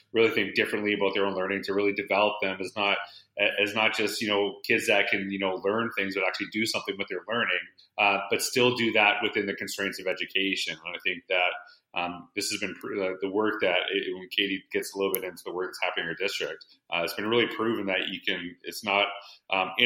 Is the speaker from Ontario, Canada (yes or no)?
no; Humboldt, Saskatchewan, Canada; now in Edmonton, Canada; I'm actually from Humboldt, Saskatchewan